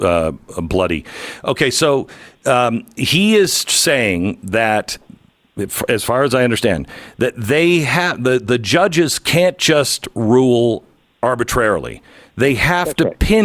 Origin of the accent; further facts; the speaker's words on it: United States; I'm an American